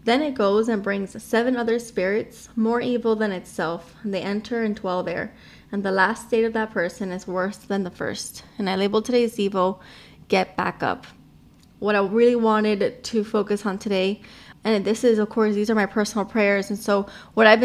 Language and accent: English; Miami, Florida, United States; I am from Miami